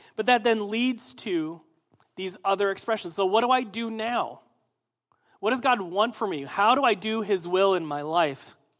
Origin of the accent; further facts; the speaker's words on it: Midwest, United States; I'm from the Midwest